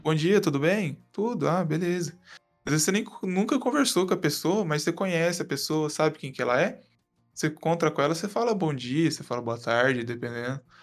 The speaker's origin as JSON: {"language": "Portuguese", "region": "Minas Gerais", "country": "Brazil"}